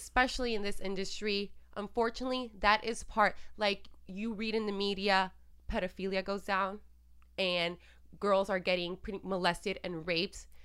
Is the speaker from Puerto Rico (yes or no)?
yes; Puerto Rico; I'm Latina and I'm from Puerto Rico and we practice santeria there and, you know, and I grew up with all this